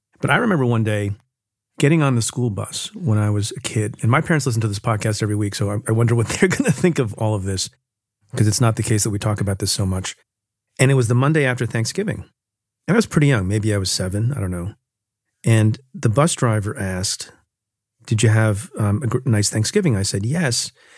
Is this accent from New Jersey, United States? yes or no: yes; New Jersey, United States; But, and we grew up, you know, I grew up in Jersey.